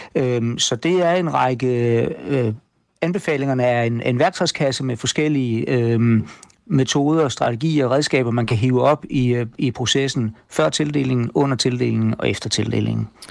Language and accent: Danish; Denmark